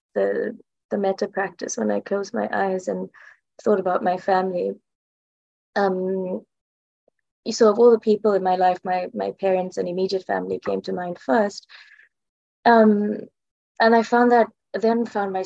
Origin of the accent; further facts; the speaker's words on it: South Africa; now in London, United Kingdom; I'm South African. I'm currently living in the UK, though, in London.